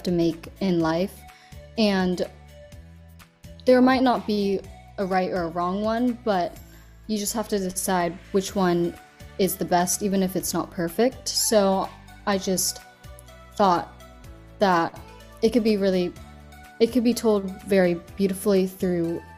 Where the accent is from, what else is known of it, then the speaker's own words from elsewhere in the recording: California, United States; also born or lived in China; I was born in China, but I was raised in California